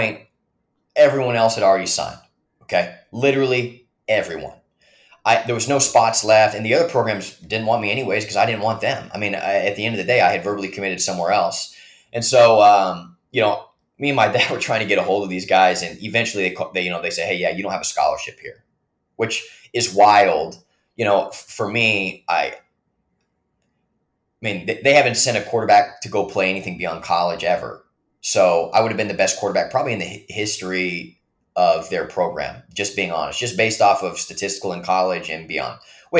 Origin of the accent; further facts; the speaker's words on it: the Northwest, Pacific Northwest, United States; moved away; I'm from the Northwest, across the country